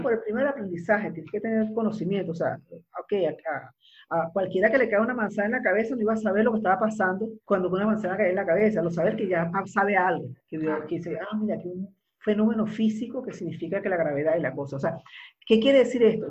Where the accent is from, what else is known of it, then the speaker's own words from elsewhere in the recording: Venezuela; moved away as an adult; now in Uruguay; yo soy venezolana, la, caribeña